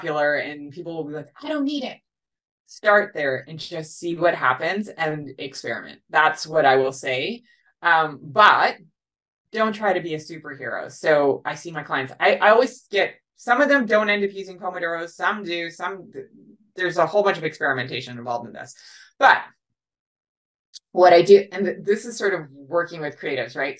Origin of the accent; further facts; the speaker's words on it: Canada; also born or lived in United States; I'm Canadian